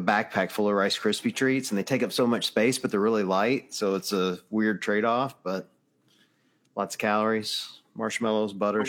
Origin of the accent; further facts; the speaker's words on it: the South, United States; I was raised in the South and I've done a lot of hunting and camping and fishing and whatever.